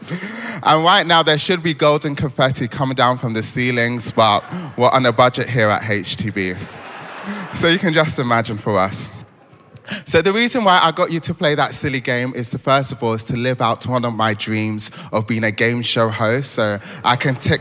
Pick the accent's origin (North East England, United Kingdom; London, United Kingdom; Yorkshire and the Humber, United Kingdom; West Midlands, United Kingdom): London, United Kingdom; Croydon; also born or lived in Lagos, Nigeria; So I was born in Lagos, bred in Croydon